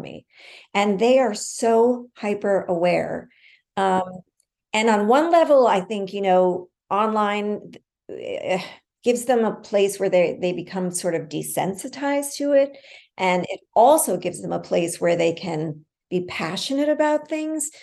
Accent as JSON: {"language": "English", "town": "New York City", "region": "New York", "country": "United States", "tie": "born or raised there", "said": "I grew up in the West Village in the like early seventies"}